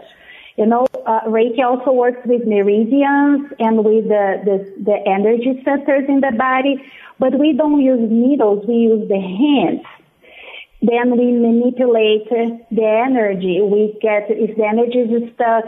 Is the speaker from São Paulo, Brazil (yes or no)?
yes; west side of São Paulo State, Brazil; English is a second language; moved away as an adult; also born or lived in Lake County, Illinois; now in Georgia, United States; I am from Brazil, in the west side of São Paulo State